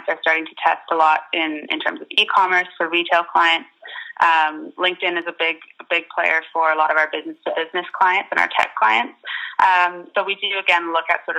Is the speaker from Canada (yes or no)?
yes; Canada; moved away as an adult; now in London, United Kingdom; I'm based in London, where I have been for the past 3 years or so, but I'm originally from Canada